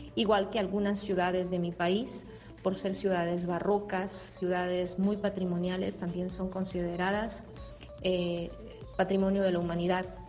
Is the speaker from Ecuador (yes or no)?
yes; Ecuador; moved away as an adult; now in Brazil; soy ecuatoriana.